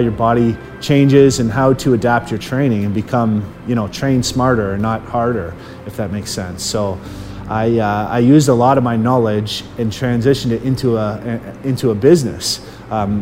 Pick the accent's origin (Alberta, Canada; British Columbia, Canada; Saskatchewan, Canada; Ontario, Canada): Ontario, Canada; Chatham; I grew up in Chatham, Ontario